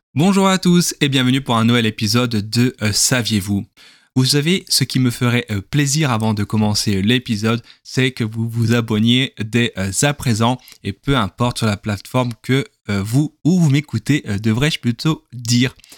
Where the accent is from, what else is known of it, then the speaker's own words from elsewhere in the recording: southern France, France; accent: southern (accent du sud); je parle avec l'accent du sud